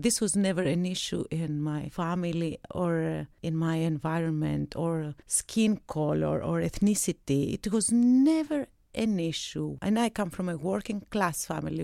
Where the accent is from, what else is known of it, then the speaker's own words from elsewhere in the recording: Athens, Attica, Greece; moved away as an adult; also born or lived in Crete; now in Zurich, Switzerland; I come from Greece. I was born in Crete. I grew up in Athens